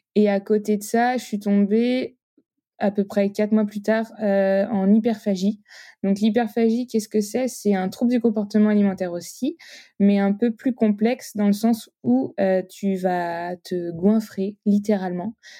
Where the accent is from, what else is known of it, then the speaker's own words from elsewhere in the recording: Nantes, Pays de la Loire, France; j'ai 27 ans, je suis nantaise